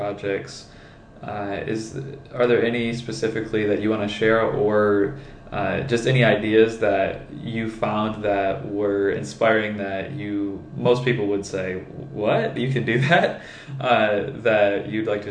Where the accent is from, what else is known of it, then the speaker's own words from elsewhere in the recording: Michigan, United States; I'm from Michigan, so it's cold